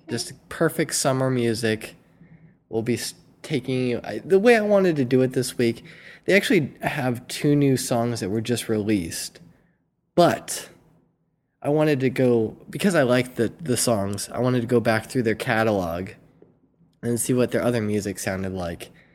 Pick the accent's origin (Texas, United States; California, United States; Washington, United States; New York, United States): California, United States; Southern; I've been born and raised in Southern California